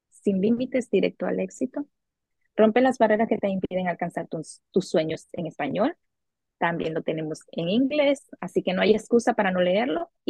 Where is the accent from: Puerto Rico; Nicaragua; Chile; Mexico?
Nicaragua; now in Miami, United States; soy nicaragüense. Actualmente resido en Miami, Florida.